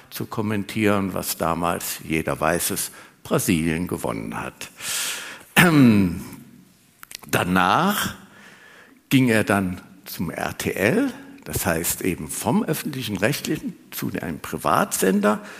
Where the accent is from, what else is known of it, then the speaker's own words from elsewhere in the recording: Trier, Rhineland-Palatinate, Germany; In Kaiserslautern am Betzenberg war ich auch ab und zu, weil ich stamme aus Trier.